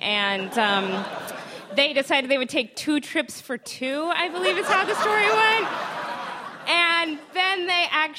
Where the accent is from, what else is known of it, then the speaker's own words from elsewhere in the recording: Connecticut, United States; I grew up in Connecticut